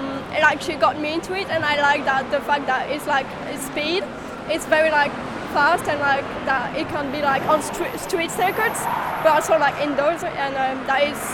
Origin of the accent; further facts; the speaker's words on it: Belgium; I'm from Belgium as well.